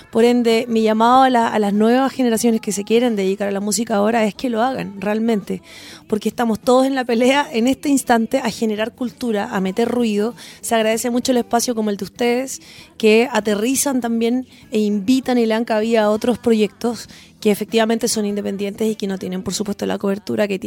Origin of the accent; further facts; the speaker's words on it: Chile; Los chilenos somos así porque no tenemos, siento yo, ah, yo que vengo como desde el mundo al folclore